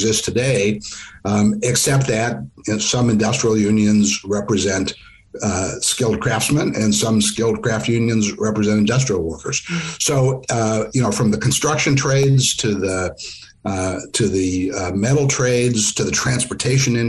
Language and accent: English; Midwest, United States; When I was growing up in the Midwest